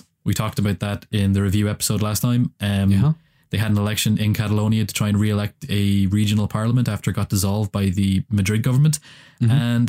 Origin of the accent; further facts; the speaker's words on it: Ireland; And as an Irishman, independence from larger countries is always something that I affiliate with.